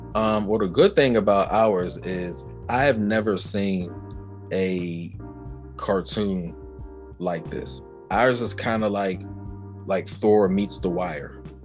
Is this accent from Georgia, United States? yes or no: no; Pittsburgh, Pennsylvania, United States; I'm from Pittsburgh, Pennsylvania